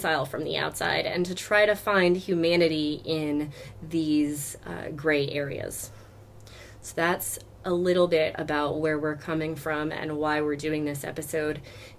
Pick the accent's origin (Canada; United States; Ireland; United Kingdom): United States; the South; I grew up in the South surrounded by her music and her movies